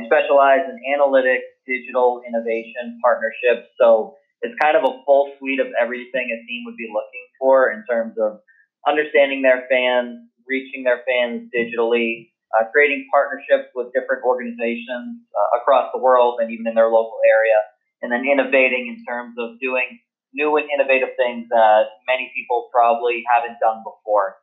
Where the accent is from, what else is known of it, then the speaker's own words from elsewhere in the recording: Boston, Massachusetts, United States; also born or lived in Winter Park, Florida; I grew up in Boston, Massachusetts, up in the New England area